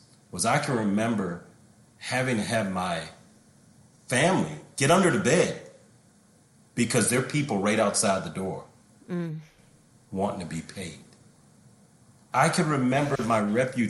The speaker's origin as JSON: {"language": "English", "country": "United States", "said": "as an American"}